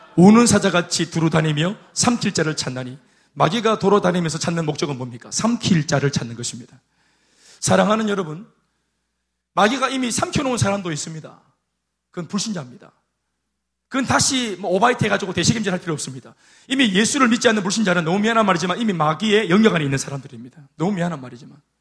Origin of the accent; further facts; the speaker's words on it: South Korea; 제가 동천 출신 아닙니까? 동천 출신. 그 촌에서 막 도마뱀 잡아가 군기 짜라가 막 꾸벅꾸벅 하는 제가